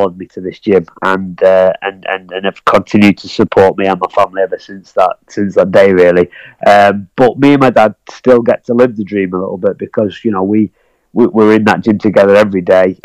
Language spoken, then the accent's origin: English; Blackpool, North West England, United Kingdom; my hometown of Blackpool